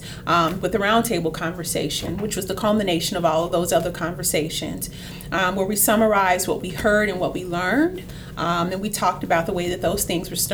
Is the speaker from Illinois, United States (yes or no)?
yes; Chicago, Illinois, United States; moved away; I'm originally from Chicago, from the west side of Chicago, the best side of Chicago